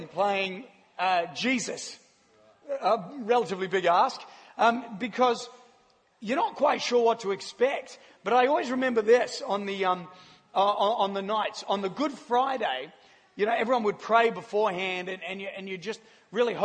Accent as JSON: {"language": "English", "town": "Christchurch", "region": "Canterbury", "country": "New Zealand", "tie": "born or raised there", "moved": "as an adult", "lives_now": "Australia", "said": "I grew up in Christchurch, New Zealand"}